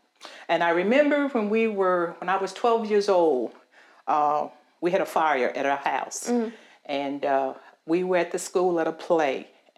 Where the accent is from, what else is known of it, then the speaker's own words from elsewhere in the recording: Halifax County, Virginia, United States; I am a lifelong resident of this county. I grew up here in Halifax County on a little farm down in Wolf Trap, Virginia. I don't know if you know where that is or not, but it's not too far from where I live now, about a mile.